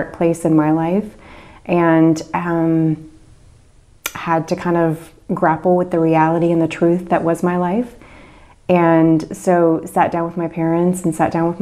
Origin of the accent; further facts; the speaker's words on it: Henrico, Virginia, United States; I was born just outside of Richmond, Virginia, in Henrico, Virginia